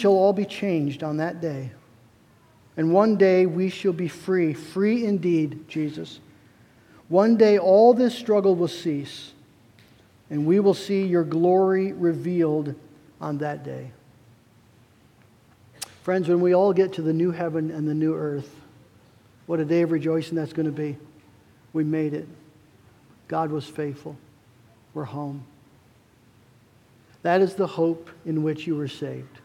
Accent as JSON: {"language": "English", "country": "United States", "said": "as American Christians"}